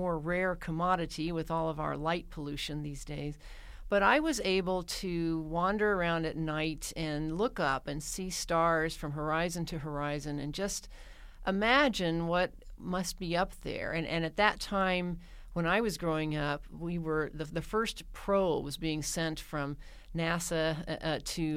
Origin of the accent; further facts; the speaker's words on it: Mountain Home, Arkansas, United States; moved away; I grew up in a rural community in north central Arkansas in the lovely town of Mountain Home